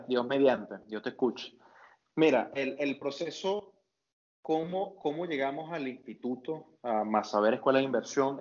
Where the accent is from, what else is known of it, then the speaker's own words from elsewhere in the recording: Maturín, Monagas, Venezuela; now in Caracas, Venezuela; Yo vivo en Caracas, pero yo no soy de Caracas, Nico, yo soy de Maturín